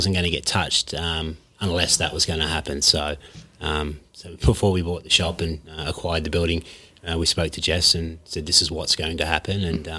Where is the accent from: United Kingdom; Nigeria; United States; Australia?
Australia; Western Australia; moved away as an adult; now in Robinvale, Australia; born and bred Western Australia.